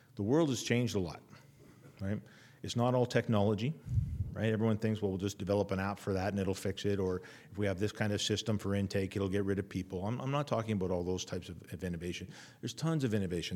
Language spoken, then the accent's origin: English; Winnipeg, Manitoba, Canada; moved away as an adult; I come from Winnipeg, I literally lived downtown.